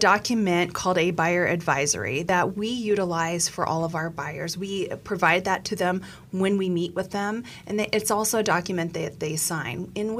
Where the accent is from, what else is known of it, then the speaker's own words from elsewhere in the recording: Yuma, Arizona, United States; moved away as an adult; also born or lived in Flagstaff, Arizona; now in Phoenix, United States; I grew up in Yuma, Arizona, and I went to school in Flagstaff, but have been in Phoenix since mid-90s.